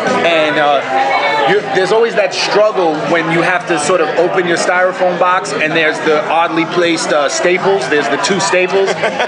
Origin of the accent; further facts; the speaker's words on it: New York City, New York, United States; Well, I grew up in the Bronx. I was like the only Jew in a 10-mile radius. I grew up with Italians, a lot of Irish, but mostly Italians